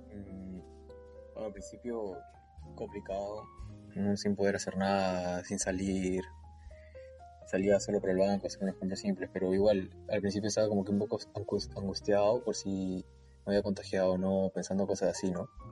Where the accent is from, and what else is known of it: Peru; moved away as an adult; now in Santa Cruz de la Sierra, Bolivia